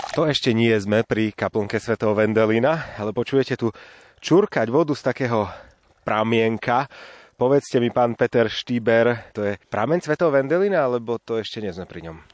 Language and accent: Slovak; Košice, Košice Region, Slovakia; v Košiciach nie je žiaden sneh, odkiaľ pochádzam